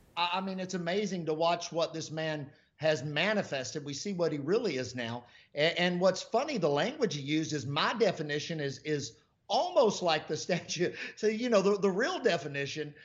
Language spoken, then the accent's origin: English; United States; I'm an American